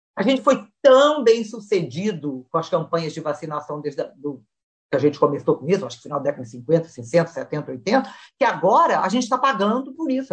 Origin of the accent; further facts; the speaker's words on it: Brazil; moved away; crescendo no Brasil